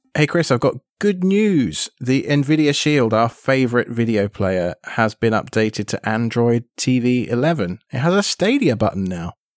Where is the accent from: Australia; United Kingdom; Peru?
United Kingdom; now in United States; living in the States and being British